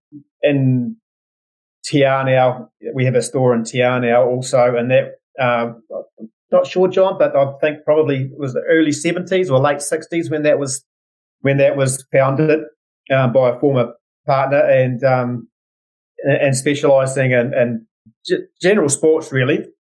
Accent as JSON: {"language": "English", "town": "Invercargill", "region": "Southland", "country": "New Zealand", "tie": "born or raised there", "also_born_or_lived": "Wanaka", "said": "I grew up in Invercargill in the bottom of the South Island."}